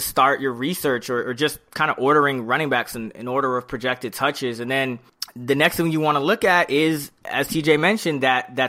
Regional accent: New York City, New York, United States; I'm from the Bronx

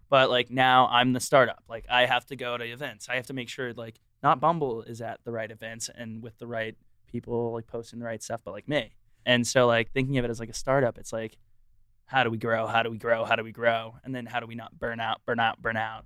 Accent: Texas, United States; moved away; I'm also from Texas

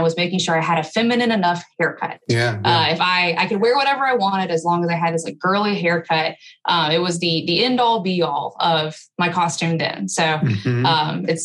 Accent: Alabama, United States; I grew up in Alabama

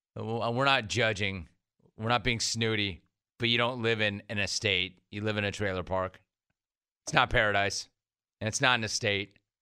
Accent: California, United States; I'm from California

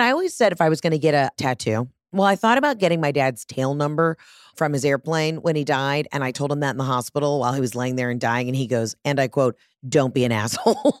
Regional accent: Atlanta, Georgia, United States; I'm from Atlanta, Georgia

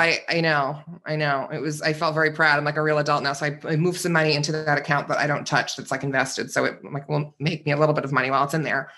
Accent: Northeast, United States; moved away; I grew up in the Northeast.

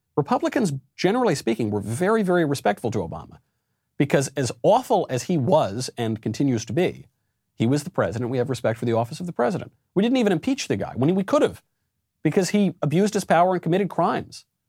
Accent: New York, United States; also born or lived in Los Angeles; I'm a New Yorker

